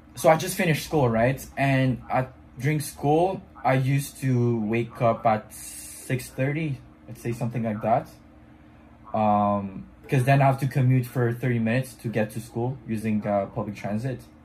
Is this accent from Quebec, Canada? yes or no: yes; Montreal, Quebec, Canada; first language French; English is a second language; I'm from Canada, Montreal, um, which is um, like a French speaking city